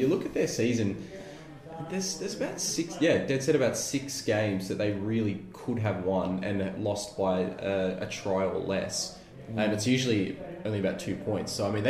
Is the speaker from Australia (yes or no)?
yes; Adelaide, South Australia, Australia; moved away; I was born in Adelaide, guys, and I've got a lot of family down there